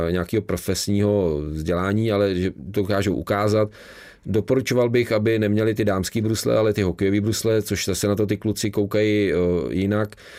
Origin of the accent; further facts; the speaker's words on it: Včelná, South Bohemian Region, Czechia; jsem ze Včelný